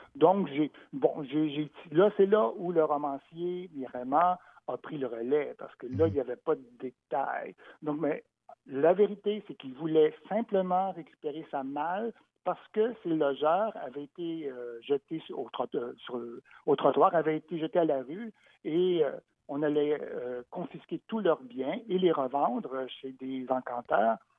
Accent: Montreal, Quebec, Canada; qui suis né à Montréal, comme ma mère d'ailleurs, donc je suis Montréalais, le pur béton

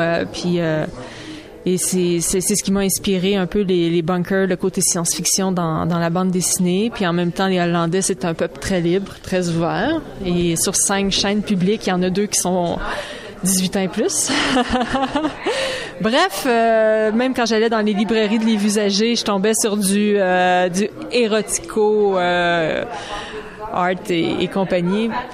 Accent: Saint-Jean-sur-Richelieu, Quebec, Canada; Je viens de la région de Saint-Jean-sur-Richelieu

